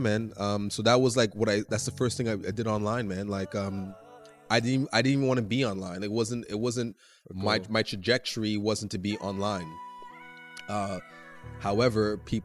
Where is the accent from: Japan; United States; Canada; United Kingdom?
Canada; Montreal, Quebec; they didn't think I was from Montreal at first